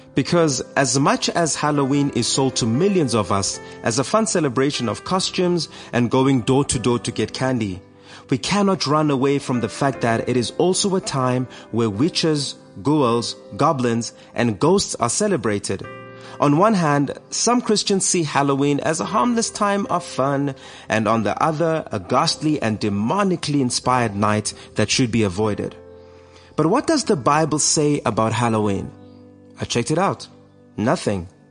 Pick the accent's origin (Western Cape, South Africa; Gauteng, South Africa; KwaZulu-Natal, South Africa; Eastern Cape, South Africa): Eastern Cape, South Africa; when I was a kid uh, growing up in the Eastern Cape